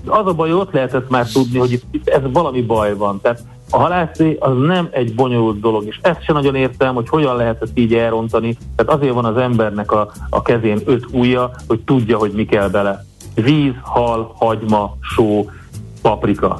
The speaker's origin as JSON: {"language": "Hungarian", "country": "Hungary", "tie": "born or raised there", "said": "én olyan helyeken nőttem fel, Duna mellett főleg, de különböző kis tavaknál"}